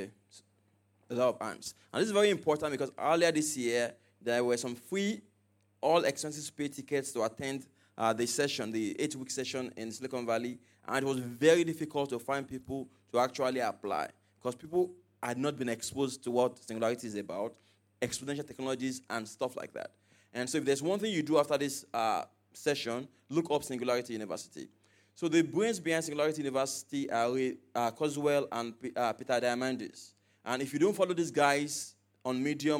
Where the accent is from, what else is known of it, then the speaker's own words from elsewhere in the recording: Nigeria; I was from Nigeria